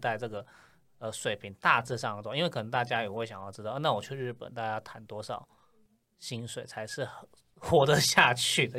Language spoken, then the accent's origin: Chinese; Taiwan; now in Japan; 我们嗯。台湾人